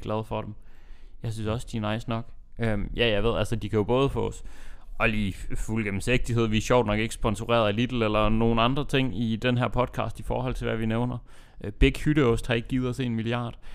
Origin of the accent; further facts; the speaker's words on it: Aalborg, North Denmark Region, Denmark; moved away; hjemme i, øh, hjemme i Aalborg